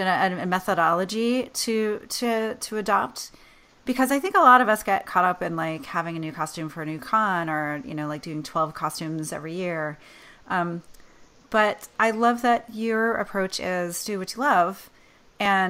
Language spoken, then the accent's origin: English; Vermont, United States; moved away; I'm from Vermont. That's where I grew up.